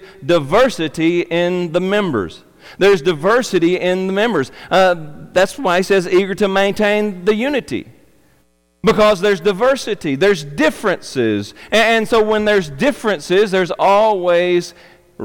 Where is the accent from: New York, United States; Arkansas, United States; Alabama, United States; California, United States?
Arkansas, United States; I'm a redneck from Arkansas